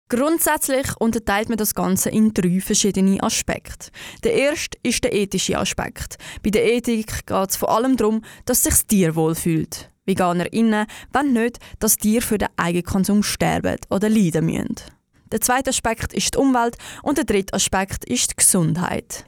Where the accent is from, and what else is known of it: Switzerland